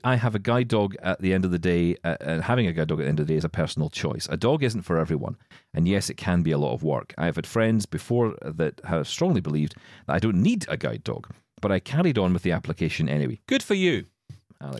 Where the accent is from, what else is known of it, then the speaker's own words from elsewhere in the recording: Scotland, United Kingdom; I'm Scottish.